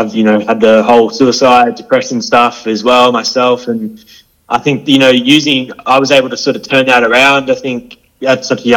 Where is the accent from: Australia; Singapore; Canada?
Australia; Hervey Bay, Queensland; I was born up in Harvey Bay, so Butchler country.